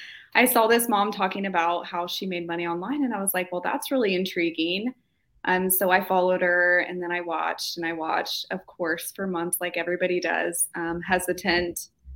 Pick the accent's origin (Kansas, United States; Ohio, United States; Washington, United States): Kansas, United States; Kansas, actually.